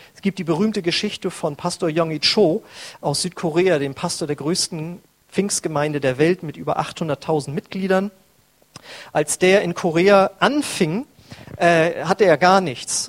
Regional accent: North Frisia, Schleswig-Holstein, Germany; moved away; bei uns in Nordfriesland

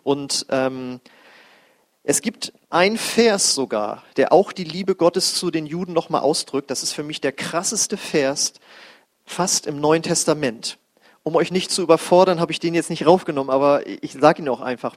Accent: Germany; wir als Deutsche

